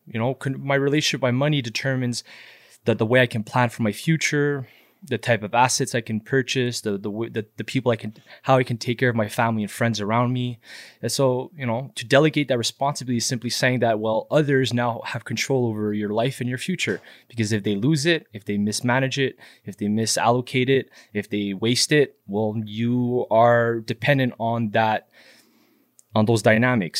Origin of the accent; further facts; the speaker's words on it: Montreal, Quebec, Canada; Born and raised in Montreal